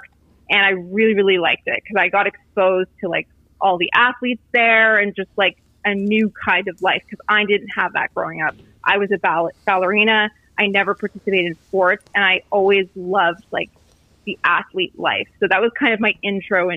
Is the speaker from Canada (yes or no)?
yes; Canada; I grew up in Canada, so we were like Catholics, not Christians